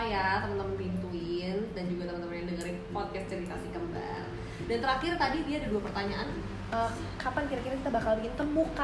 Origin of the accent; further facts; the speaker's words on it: Bulgaria; born there; itu tempat yang kita lahir ya di Bulgaria terus ke Ceko itu tempat ayah kita lahir